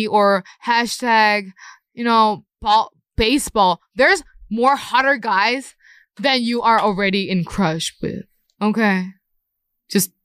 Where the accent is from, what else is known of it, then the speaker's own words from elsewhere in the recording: Thailand; now in South Korea; I would call Korea my second hometown because I have more memories when I was young in Thailand